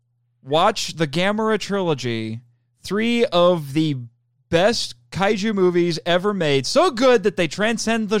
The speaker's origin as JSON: {"language": "English", "region": "Indiana", "country": "United States", "tie": "born or raised there", "said": "I'm from Indiana. You know, I am born and bred Midwestern American"}